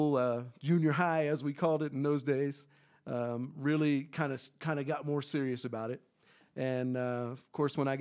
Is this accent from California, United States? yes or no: no; Colorado Springs, Colorado, United States; He got into the Falconeers the year I was born. And so I grew up around the Academy Band my whole life